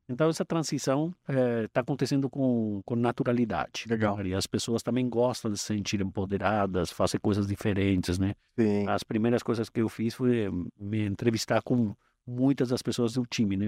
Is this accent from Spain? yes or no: yes; Madrid, Community of Madrid, Spain; Portuguese is a second language; moved away as an adult; also born or lived in United States; now in Brazil; eu sou espanhol, é, nasci em Madrid